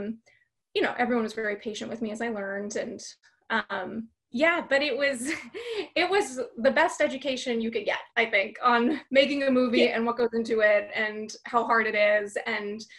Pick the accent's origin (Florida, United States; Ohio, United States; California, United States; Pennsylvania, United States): California, United States; Fullerton; I grew up in Orange County, California, a town called Fullerton